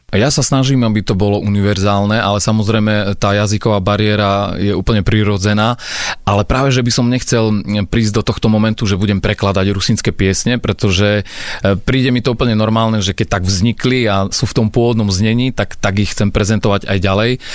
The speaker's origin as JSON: {"language": "Slovak", "town": "Košice", "region": "Košice Region", "country": "Slovakia", "tie": "born or raised there", "also_born_or_lived": "Medzilaborce area (parents' origin)", "said": "ja som sa narodil v Košiciach."}